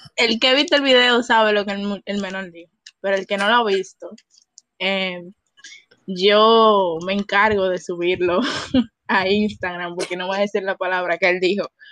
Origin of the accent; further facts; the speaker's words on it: Dominican Republic; qué mal le hicimos nosotros al mundo como gente dominicana